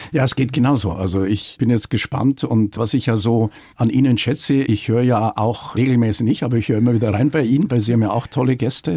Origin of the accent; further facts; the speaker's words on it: Munich, Bavaria, Germany; also born or lived in Dorfen; ich bin äh, damals in Rammersdorf aufgewachsen